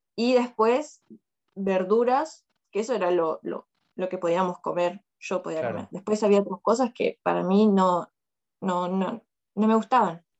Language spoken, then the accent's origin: Spanish; Longchamps, Buenos Aires Province, Argentina; moved away as an adult; also born or lived in China; now in Moscow, Russia; soy de, de Longchamps, de zona sur, Buenos Aires, zona sur. Longchamps, de rayo de sol. Ese es mi barrio